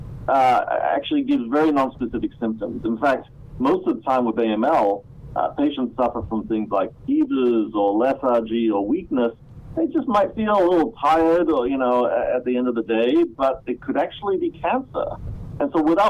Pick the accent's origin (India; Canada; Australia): Australia; moved away as an adult; also born or lived in Malaysia / Cambridge, Massachusetts; now in United States; I was actually born in Malaysia, but grew up in Australia, which kind of explains a bit of my accent